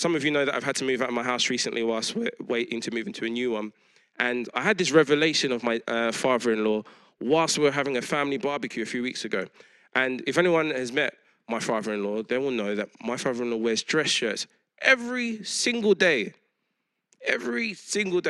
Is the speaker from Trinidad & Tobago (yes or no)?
no; London, United Kingdom; I grew up in East London around all kinds of people